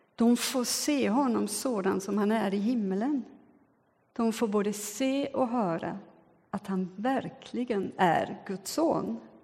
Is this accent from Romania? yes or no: no; Switzerland; now in Sweden; jag är både född och uppvuxen i Schweiz